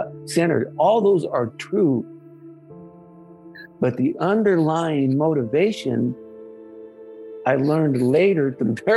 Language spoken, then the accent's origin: English; San Jose, California, United States; I grew up in East San Jose, a working class family